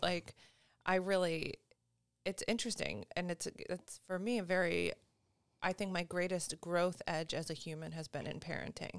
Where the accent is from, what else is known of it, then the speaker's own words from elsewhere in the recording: Syracuse, New York, United States; moved away; I'm originally from Syracuse, New York, so upstate New York